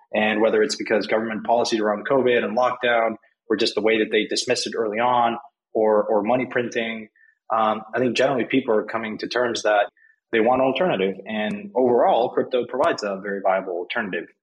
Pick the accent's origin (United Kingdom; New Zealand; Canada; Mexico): Mexico; I'm from Mexico. I grew up there.